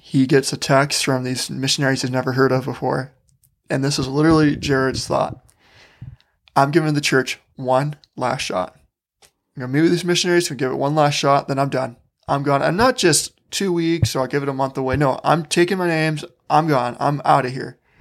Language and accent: English; Wisconsin, United States; moved away as an adult; now in Utah, United States; I grew up in Wisconsin